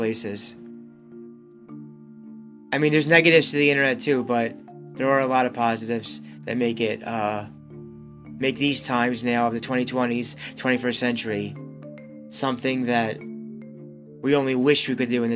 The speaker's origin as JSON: {"language": "English", "region": "Pennsylvania", "country": "United States", "tie": "born or raised there", "said": "a 37 single Jewish man from Pennsylvania"}